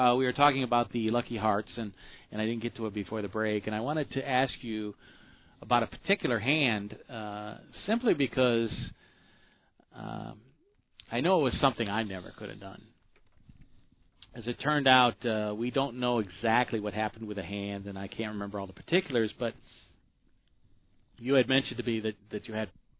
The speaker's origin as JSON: {"language": "English", "region": "Michigan", "country": "United States", "tie": "born or raised there", "also_born_or_lived": "Miami", "moved": "yes", "said": "we're both from Michigan, we come to find out. went to school there. You went to school there. You weren't born there, but I was actually born there and went to school down here in Miami."}